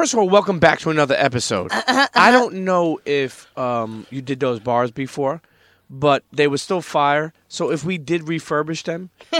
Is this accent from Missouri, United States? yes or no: no; Brooklyn, New York, United States; I grew up in Brooklyn.